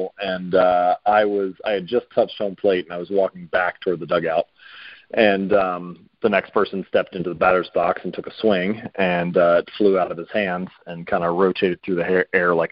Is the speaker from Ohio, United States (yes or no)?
yes; Cincinnati, Ohio, United States; I'm from Ohio originally, so I'm a Buckeye, born and bred. I was raised in Cincinnati, lived in the same house my whole life.